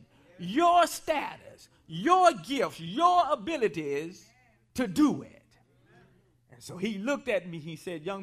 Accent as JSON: {"language": "English", "region": "South Carolina", "country": "United States", "said": "I'm from South Carolina"}